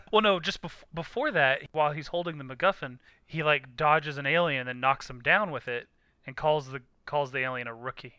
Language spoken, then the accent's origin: English; United States; I'm being from America